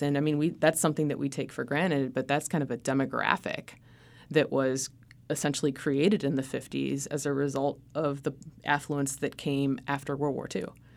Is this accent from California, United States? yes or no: no; Cleveland, Ohio, United States; I grew up in Cleveland, Ohio